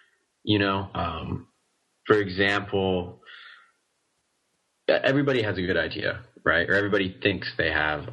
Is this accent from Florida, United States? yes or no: no; Oregon, United States; moved away as an adult; now in Guangzhou, China; I'm from Oregon